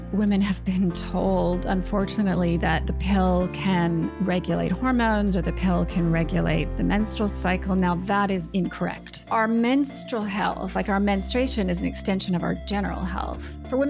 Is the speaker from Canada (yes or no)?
yes; Canada; now in New Zealand; I'm Canadian.